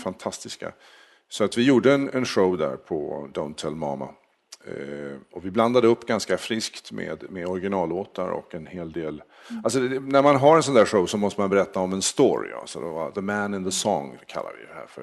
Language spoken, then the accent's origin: Swedish; Sweden; moved away as an adult; now in United States; Jag, jag kommer härifrån.